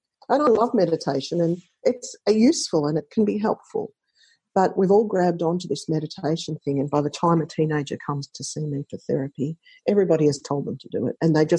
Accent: Australia; I often ask them to listen to … because I'm Australian.

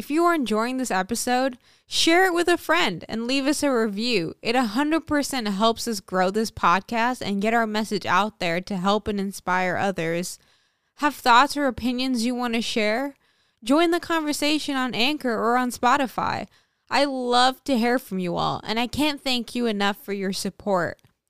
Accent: St. Martin; growing up on St. Martin, just at the onset of the digital era, my life was actually paradise.

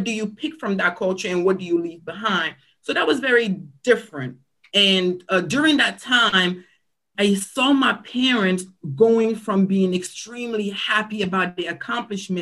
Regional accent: Cameroon; also born or lived in Silver Spring, Maryland, United States; now in United States; I am originally from Cameroon, Africa. I came to the United States and settled in the Silver Spring-Tacoma Park area about 1997. I moved here with my parents

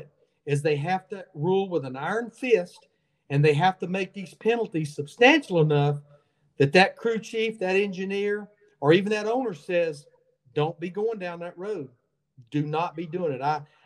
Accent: Birmingham, Alabama, United States; I'm a guy from Birmingham that I barely got a high school diploma

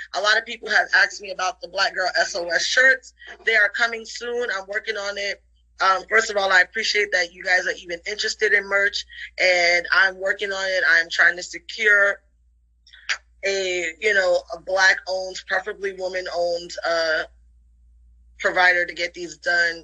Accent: New York City, New York, United States; I grew up in the Bronx in the 80s.

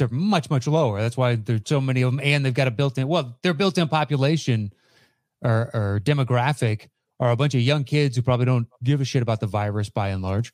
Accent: East Coast, United States; moved away; I grew up on the East Coast-ish.

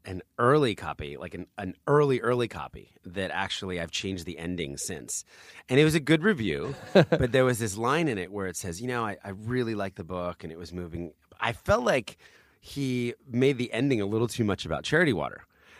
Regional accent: New Jersey, United States; also born or lived in Philadelphia; I always say I was born in Philadelphia, but now I've just fully embraced New Jersey.

